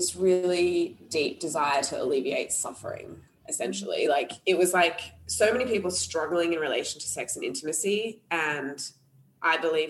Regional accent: Australia; also born or lived in Sri Lanka; I'm half Sri Lankan, half Australian, born in Sri Lanka, raised in Australia

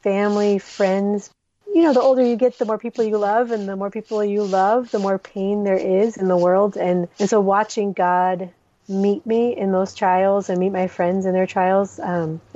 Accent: Minnesota, United States; moved away as an adult; also born or lived in Somalia; now in Djibouti; I am originally from Minnesota, but my family has spent the last 17 years in the Horn of Africa

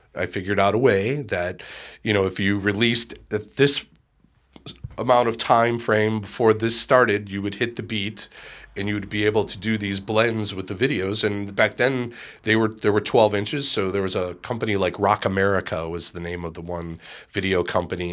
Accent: Chicago, Illinois, United States; growing up in Bridgeport

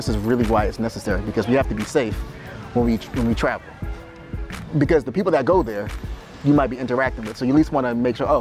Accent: Boston, Massachusetts, United States; as a young black man growing up in Boston

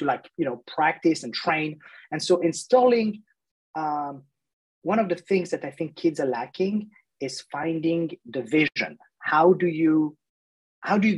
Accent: France; moved away; I grew up in France, in 1982

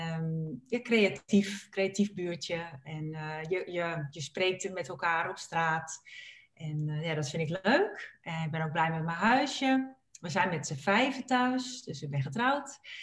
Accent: Purmerend, North Holland, Netherlands; ik ben opgegroeid in Purmerend

